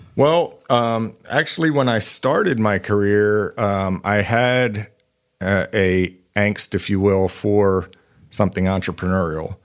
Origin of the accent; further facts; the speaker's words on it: Eastern Pennsylvania, United States; moved away as an adult; also born or lived in Knoxville, Tennessee; now in Northwest Arkansas, United States; I grew up in Eastern Pennsylvania